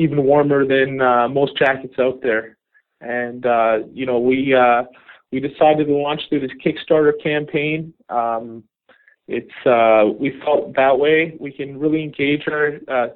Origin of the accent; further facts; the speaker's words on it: just outside Toronto, Ontario, Canada; I grew up just outside Toronto